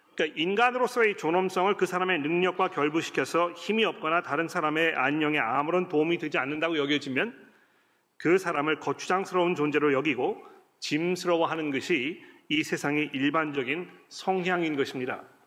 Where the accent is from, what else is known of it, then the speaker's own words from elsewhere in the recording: South Korea; now in Australia; 한국 문화 속에서 자라온 우리 한국의 성도들이